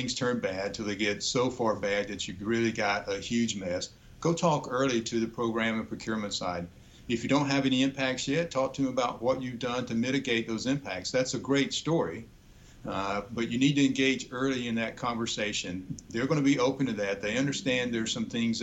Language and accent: English; Georgia, United States; I grew up in Georgia